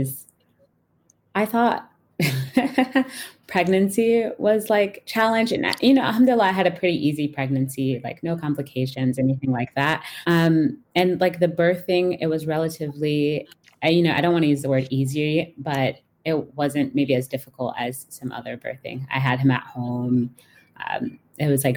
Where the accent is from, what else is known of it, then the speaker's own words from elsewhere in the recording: Atlanta, Georgia, United States; I grew up in Atlanta in a largely, I say largely, but pretty much just like Black American Muslim community